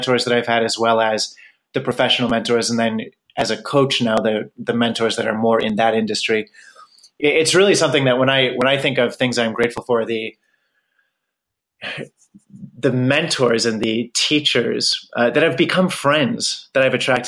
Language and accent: English; Pennsylvania, United States; moved away as an adult; I grew up in Pennsylvania